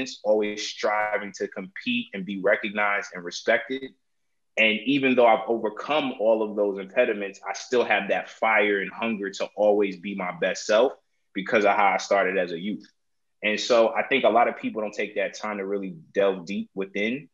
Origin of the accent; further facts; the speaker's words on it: New Jersey, United States; also born or lived in New York; I'm New Jersey raised, but I'm New York made.